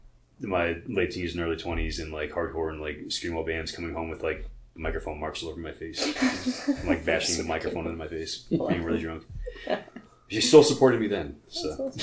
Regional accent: New York, United States; moved away as an adult; now in Baltimore, United States; I'm originally from New York, actually. I moved here about 6 years ago.

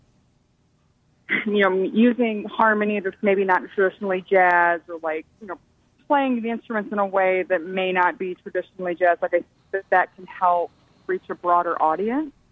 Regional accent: St. Louis, Missouri, United States; moved away as an adult; now in New York, United States; I am from St. Louis. I moved here actually almost 8 years ago, so I've been here a while. But I lived in St. Louis until I was almost 22.

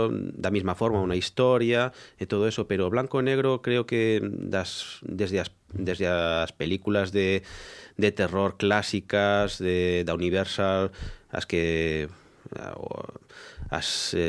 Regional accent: Galicia, Spain; para min é unha forma de darme a coñecer na miña terra

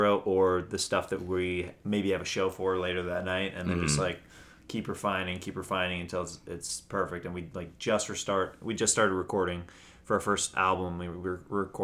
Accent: Kansas, United States; I'm from Kansas

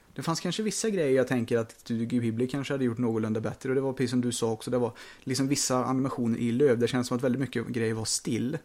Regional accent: Sweden; vi är ju svenskar

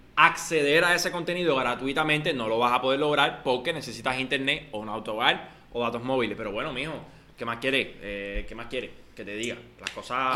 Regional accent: Cuba

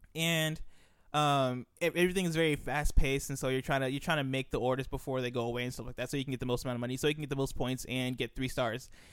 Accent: United States; also born or lived in Nigeria; I was born and I, I've grown up in America. I lived in Nigeria for a couple years, uh, but I've lived for the most part, uh, in America

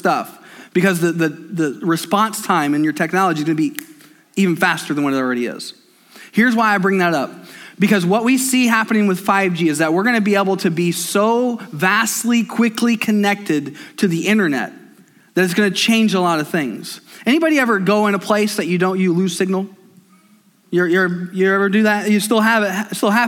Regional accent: United States; I'm an American.

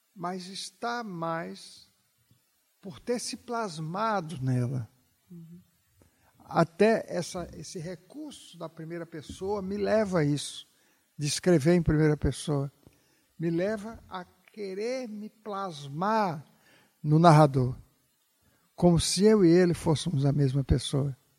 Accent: Bahia, Brazil; moved away as an adult; Quando eu mudei da Bahia para São Paulo, eu já era jornalista.

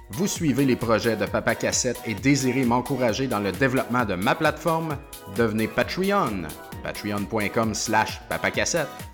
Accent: Beauce, Quebec, Canada; now in Montreal, Canada; je suis beauceron d'origine et je suis pas très fier de ma patrie

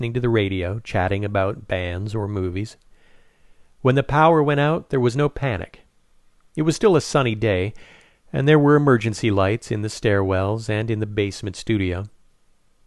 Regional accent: Saint-Jean-sur-Richelieu, Quebec, Canada; moved away as an adult; now in New York City, United States; My hometown of Saint-Jean

